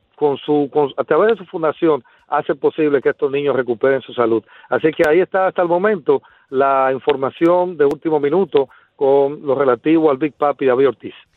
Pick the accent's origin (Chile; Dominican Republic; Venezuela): Dominican Republic; Bánica, Elías Piña; Bánica para edificar es mi pueblo donde vengo